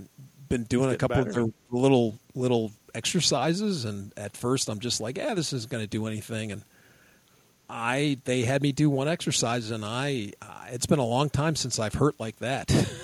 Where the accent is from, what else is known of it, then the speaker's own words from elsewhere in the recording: United States; I'm from America.